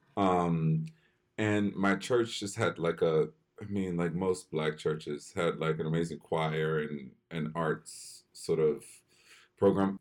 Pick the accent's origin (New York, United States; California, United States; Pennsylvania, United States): Pennsylvania, United States; Philadelphia; I grew up in Philly